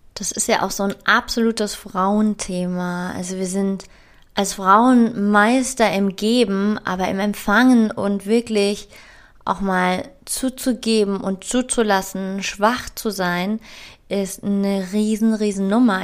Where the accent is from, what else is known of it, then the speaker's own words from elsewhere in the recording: Frankfurt, Hesse, Germany; ich komme aus Frankfurt, das ist eine Stadt mit ganz viel männlicher Energie